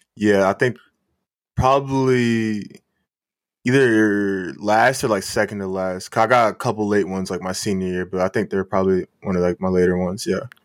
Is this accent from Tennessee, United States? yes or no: no; Waxhaw, North Carolina, United States; I grew up in Waxhaw Marvin